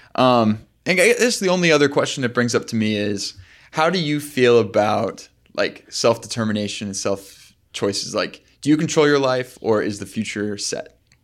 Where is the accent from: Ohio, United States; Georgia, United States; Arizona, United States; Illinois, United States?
Arizona, United States; moved away; I grew up in Arizona